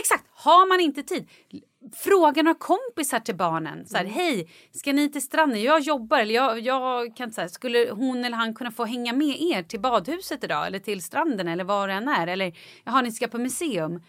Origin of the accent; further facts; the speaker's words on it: Vallentuna, Stockholm County, Sweden; jag kommer ihåg när jag var liten och bara sprang typ nere i Vallentuna där jag är ifrån.